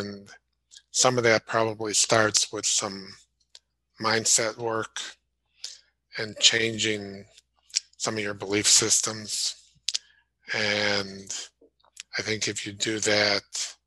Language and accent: English; Chicago, Illinois, United States; moved away; growing up in Chicago and living up there for a while